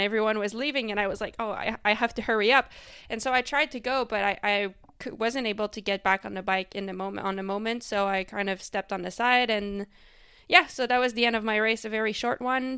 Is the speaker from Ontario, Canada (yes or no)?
no; Quebec, Canada; first language French; English is a second language; I raced mostly in the province of Quebec, which is where I'm from. Um, and that's, like, the French-speaking part of Canada. So, my first language is actually French